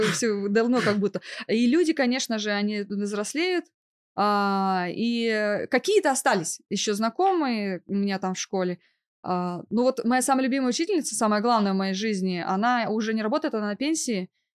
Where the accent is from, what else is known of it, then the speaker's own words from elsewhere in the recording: Novosibirsk, Novosibirsk Oblast, Russia; moved away as an adult; Я родом из Новосибирска. Да. И не просто родом. Я там выросла и получила образование, начиная от детского сада, заканчивая высшим учебным заведением